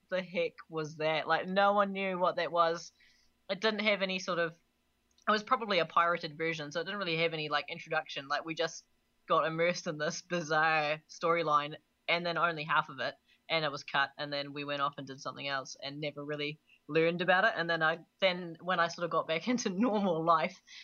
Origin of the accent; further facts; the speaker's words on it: Canada; now in New Zealand; as a Canadian gone Kiwi